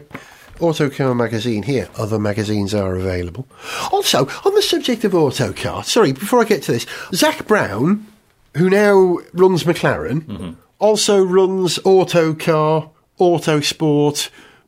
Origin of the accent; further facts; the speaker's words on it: London, United Kingdom; as a Londoner